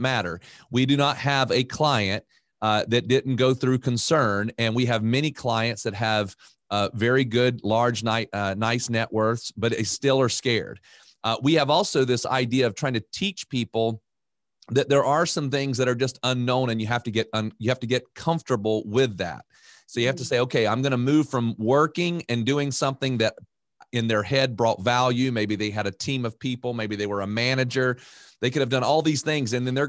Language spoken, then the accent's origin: English; Raleigh, North Carolina, United States; Well, I'm from Raleigh, which is a pretty popular area because we have some pretty famous schools like UNC, Duke, and NC State